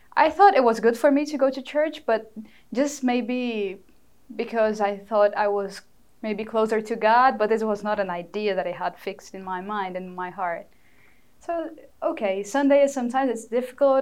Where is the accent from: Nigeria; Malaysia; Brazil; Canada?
Brazil; Fortaleza, Ceará; first language Portuguese; English is a second language; moved away as an adult; now in New York, United States; in Fortaleza, my hometown